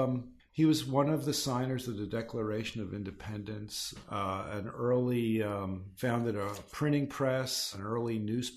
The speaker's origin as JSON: {"language": "English", "area": "Delaware County, outside Philadelphia", "region": "Pennsylvania", "country": "United States", "tie": "born or raised there", "accent": "Delaware County", "moved": "as an adult", "lives_now": "San Francisco, United States", "said": "I grew up outside of Philadelphia in Delaware County, recently famous through the Mayor of Easttown miniseries, where they did their best to capture the flavor of our unique Delaware County accent, which I might slip in here and there, but I don't think I really have it"}